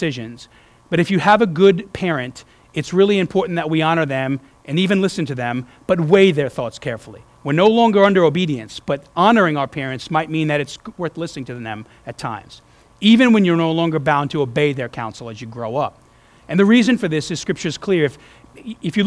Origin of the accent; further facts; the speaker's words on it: New York, United States; moved away; also born or lived in New Orleans, Louisiana; growing up in New York